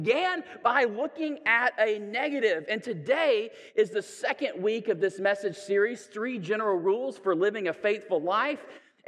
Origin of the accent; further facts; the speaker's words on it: the South, United States; Sometimes, I'm a Southerner, so I can say this, I think.